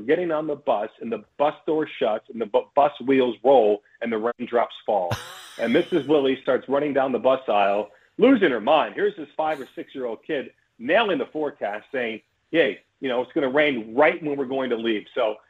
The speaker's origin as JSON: {"language": "English", "country": "United States", "tie": "born or raised there", "moved": "as an adult", "lives_now": "New Zealand", "said": "So I'm probably 5 or 6 years old, and I'm back in the States, as you could tell from my accent, I'm sure."}